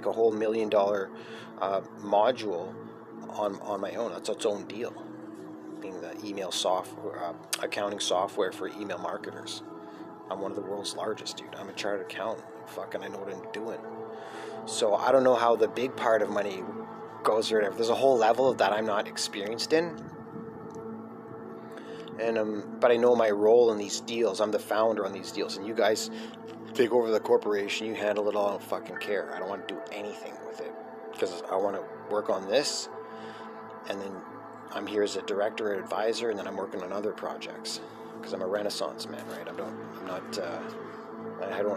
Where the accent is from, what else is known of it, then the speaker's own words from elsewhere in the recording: Scotland, United Kingdom; Being Scottish, because as Scott, we had to survive 70 years of medieval war with the English to get our independence.